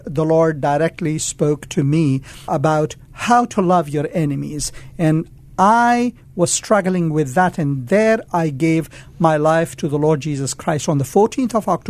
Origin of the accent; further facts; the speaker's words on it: India; born there; also born or lived in Afghanistan; Well, my forefathers come from Afghanistan. Although I was born in India, I was in Afghanistan during the invasion of the Soviet.